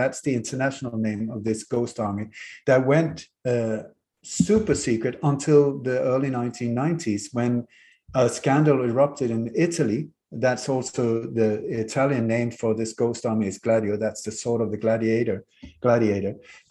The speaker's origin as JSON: {"language": "English", "country": "Denmark", "also_born_or_lived": "Sweden", "moved": "yes", "said": "we moved very hastily from Denmark to Sweden from a luxury life, and Denmark to a 1700 from a house from the 16th century with no heating, no warmth, no no water, no toilet, no nothing, because my mother liked Swedish nature."}